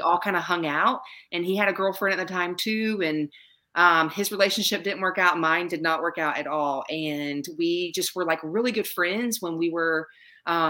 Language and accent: English; Savannah, Georgia, United States; now in South Carolina, United States; I grew up in Savannah, Georgia, so I went to the beach all the time